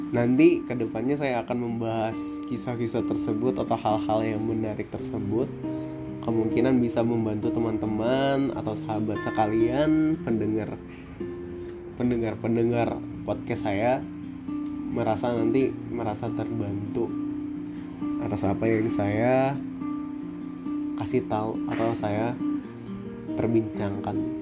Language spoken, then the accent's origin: Indonesian; Baturaja, South Sumatra, Indonesia; asal saya dari Batur Raja, Sumatera Selatan, Indonesia